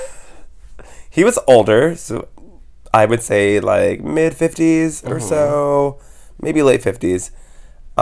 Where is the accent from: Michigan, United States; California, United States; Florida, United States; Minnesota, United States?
California, United States; Palm Springs / Los Angeles; also born or lived in Texas; I'm, you know, born in Texas, but I was raised, you know, right outside of Palm Springs / here in L.A.